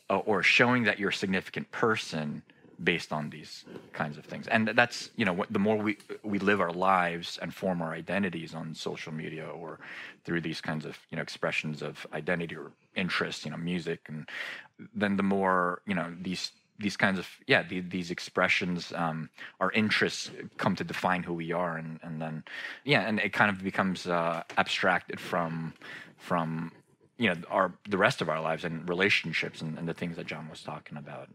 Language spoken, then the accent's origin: English; United States; I'm a, a second generation Korean American and uh, which means I was born here in the States, but my parents had immigrated from South Korea not long before I was born.